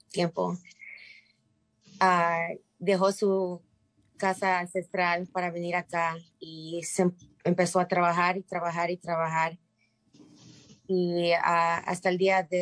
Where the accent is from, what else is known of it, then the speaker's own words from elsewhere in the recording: Mérida, Yucatán, Mexico; now in United States; somos inmigrantes de la península de Yucatán, yo nací en Mérida y mi papá y mi mamá nacieron en Peto, Yucatán, un pueblito.